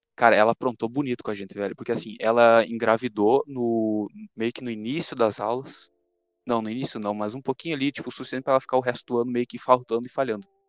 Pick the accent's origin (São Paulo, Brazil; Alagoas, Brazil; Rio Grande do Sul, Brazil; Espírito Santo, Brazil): Rio Grande do Sul, Brazil; accent: gaúcho; Eu sou gaúcho